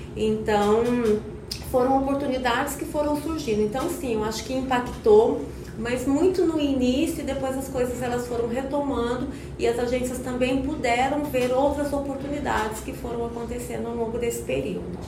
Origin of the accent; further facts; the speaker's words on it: São Paulo, Brazil; moved away as an adult; now in Goiânia, Brazil; eu sou paulista, né? Mas goiana de coração, né? Eu já moro em Goiânia há 20 anos.